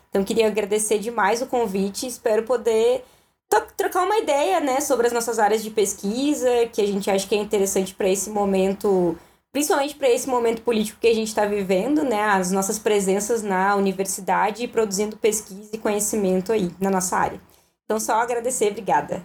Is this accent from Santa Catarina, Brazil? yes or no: no; Guaíba, Rio Grande do Sul, Brazil; also born or lived in Canoas / Porto Alegre; eu nasci numa cidade chamada Canoas e com sete anos mudei para Guaíba e morei dos meus sete anos até os meus 19 na Coab